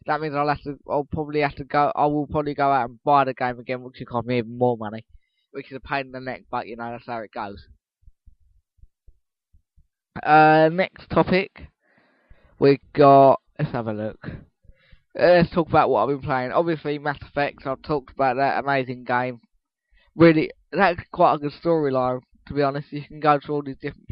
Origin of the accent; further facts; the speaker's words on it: Essex, East of England, United Kingdom; I'm an Essex boy, and I always will be.